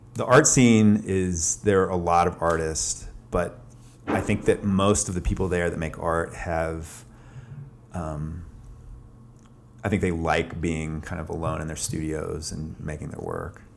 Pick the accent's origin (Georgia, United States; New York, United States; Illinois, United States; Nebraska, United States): Georgia, United States; Atlanta; moved away as an adult; also born or lived in Boston, Massachusetts; now in Athens, United States; I grew up in Atlanta